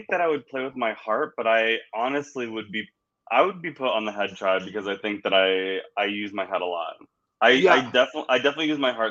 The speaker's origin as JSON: {"language": "English", "region": "New York", "country": "United States", "said": "I'm a New Yorker and I've always just stayed in my New York bubble"}